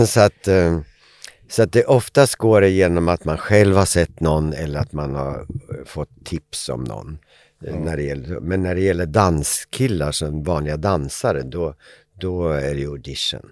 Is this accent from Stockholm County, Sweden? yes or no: no; Eskilstuna, Södermanland, Sweden; Familjen hade flyttat till Eskilstuna där jag kommer ifrån.